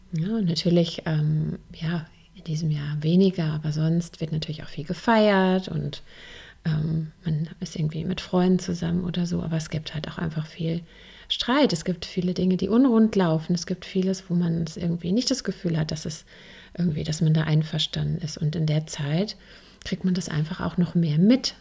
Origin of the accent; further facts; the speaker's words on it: Germany; hier bei uns in Deutschland